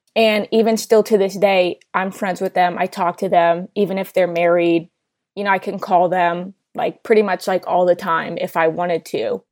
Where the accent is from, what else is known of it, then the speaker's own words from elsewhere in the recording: New Jersey, United States; I'm from New Jersey